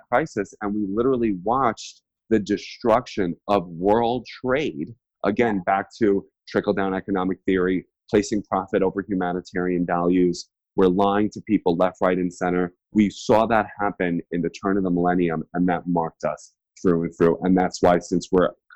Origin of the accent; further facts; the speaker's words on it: United States; I'm an American